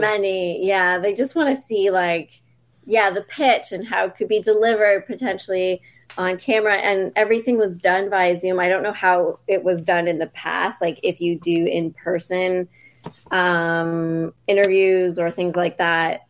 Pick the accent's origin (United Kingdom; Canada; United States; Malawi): Canada; I grew up in Canada